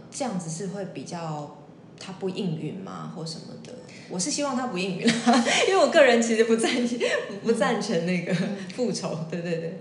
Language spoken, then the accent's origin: Chinese; Taiwan; 毕竟身为一个台湾人，从小在有宫庙的环境长大